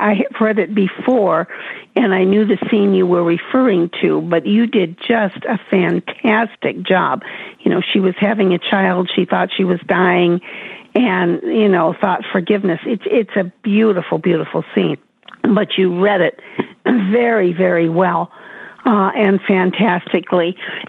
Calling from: Chicago, Illinois, United States; I am from Chicago.

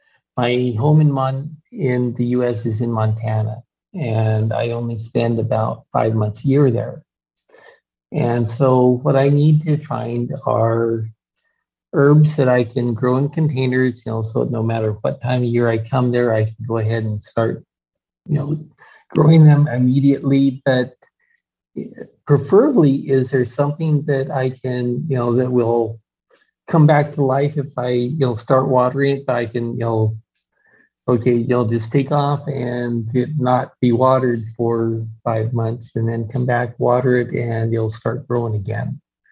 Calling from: India; Yeah, not easy from here in India since it started at 2:30 in the morning.

